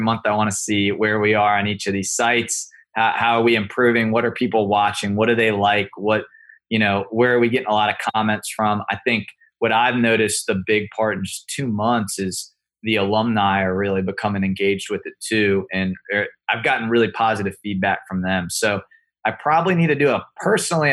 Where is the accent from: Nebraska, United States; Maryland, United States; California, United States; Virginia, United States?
Virginia, United States; near Charlottesville; now in Florida, United States; growing up near Charlottesville, Virginia.